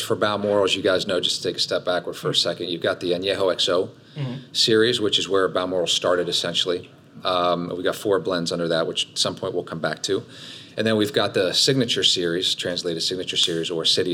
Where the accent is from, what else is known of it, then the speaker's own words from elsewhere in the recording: Spain; moved away; I'm Spanish from Spain